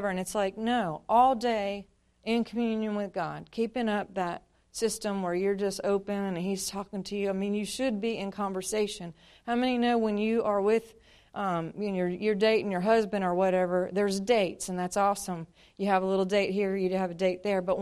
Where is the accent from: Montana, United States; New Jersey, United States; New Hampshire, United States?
Montana, United States; now in Louisiana, United States; I'm originally from Montana. I've been in Louisiana now since '95. And uh, my dad was in the military, so we traveled a whole bunch, but always went back home to Montana